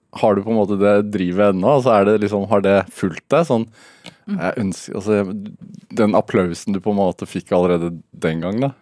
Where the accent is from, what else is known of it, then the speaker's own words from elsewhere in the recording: Østfold, Norway; Vi som har vokst opp på, i Østfold eller på Østlandet